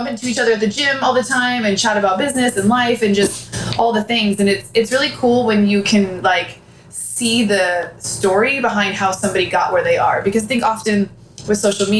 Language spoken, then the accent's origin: English; San Diego, California, United States; growing up in San Diego